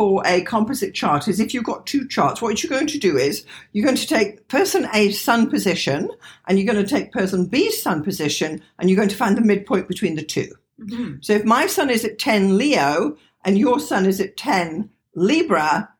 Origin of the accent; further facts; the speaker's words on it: England, United Kingdom; I was born in England.